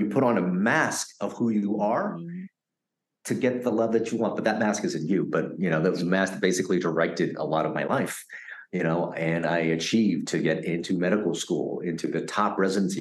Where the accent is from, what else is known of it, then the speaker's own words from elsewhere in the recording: United States; also born or lived in Vietnam / Philippines; a kid growing up in America after surviving that boat journey